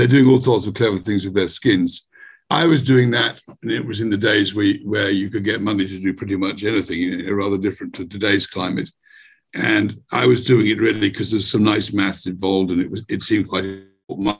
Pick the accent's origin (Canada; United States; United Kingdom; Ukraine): United Kingdom; Bristol, South West England; here in my hometown in Bristol